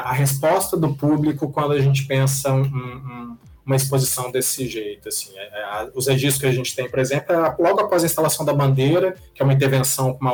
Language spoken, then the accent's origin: Portuguese; Minas Gerais, Brazil; now in São Paulo, Brazil; Como um bom mineiro